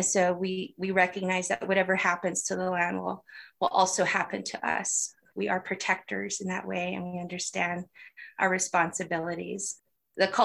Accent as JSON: {"language": "English", "region": "Arizona", "country": "United States", "tie": "born or raised there", "also_born_or_lived": "Church Rock, New Mexico", "moved": "yes", "said": "I am born and raised on the Great Navajo Nation, and I'm originally from Arizona."}